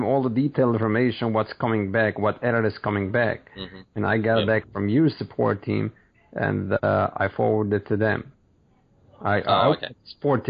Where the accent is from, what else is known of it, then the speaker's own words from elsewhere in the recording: New York, United States; New York.